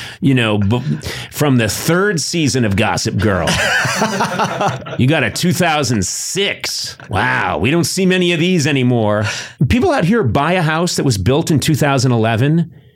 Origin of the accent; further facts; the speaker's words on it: Boston area, Massachusetts, United States; now in Los Angeles, United States; I grew up in the Boston area.